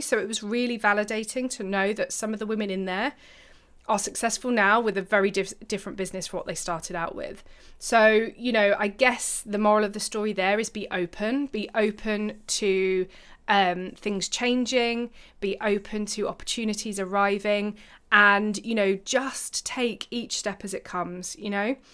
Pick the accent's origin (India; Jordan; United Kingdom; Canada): United Kingdom; I'm British